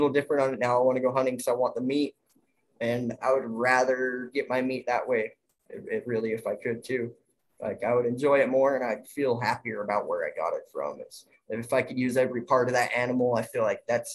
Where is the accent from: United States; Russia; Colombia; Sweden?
United States; Utah; my home state in Utah